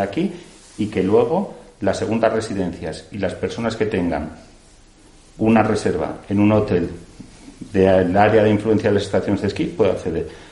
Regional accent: Aragon, Spain; estoy orgulloso de ser aragonés, estoy orgulloso de ser alcalde de mi pueblo

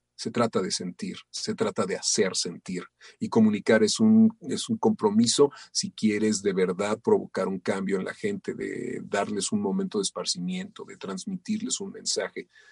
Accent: Mexico; soy eh, un, mexicano

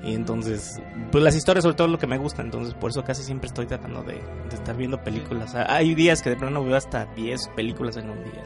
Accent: Michoacán, Mexico; soy de Michoacán y de repente estoy en la Ciudad de México

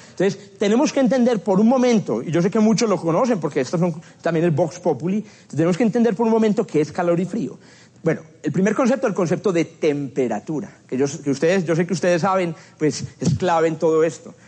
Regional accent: Paisa region, Antioquia, Colombia; accent: paisa; soy muy paisa y se me escapan expresiones paisas

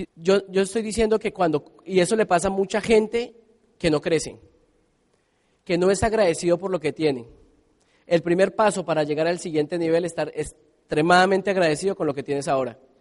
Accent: Colombia

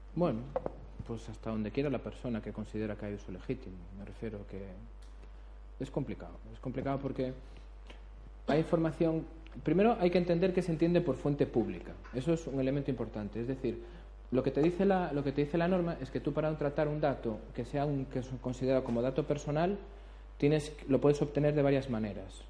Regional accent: Galicia, Spain; como buen abogado gallego

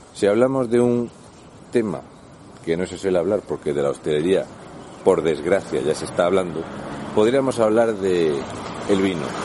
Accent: Region of Murcia, Spain; un murciano en Ávila

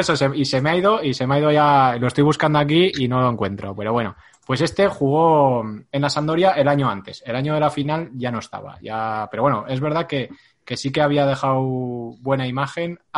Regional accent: Madrid, Community of Madrid, Spain; para los que somos de Madrid

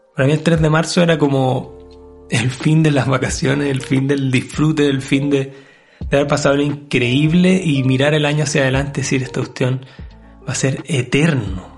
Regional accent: Chile

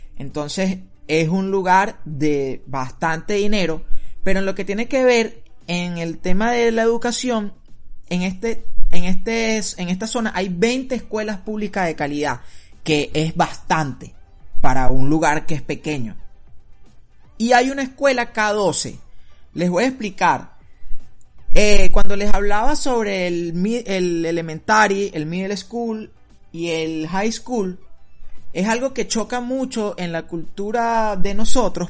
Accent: Venezuela; moved away; nosotros venimos acostumbrados de Venezuela

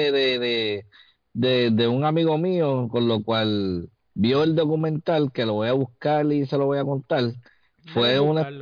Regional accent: Puerto Rico; Somos boricuas, somos ciudadanos americanos, somos negros, blancos, e indígenas, orgullo, orgullo del mundo, somos Puerto Rico.

